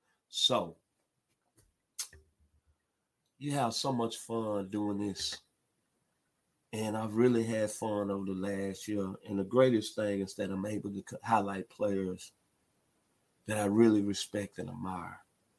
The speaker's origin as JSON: {"language": "English", "town": "Memphis", "region": "Tennessee", "country": "United States", "tie": "born or raised there", "also_born_or_lived": "Jackson, Mississippi", "moved": "as an adult", "said": "In my hometown of Memphis, Tennessee"}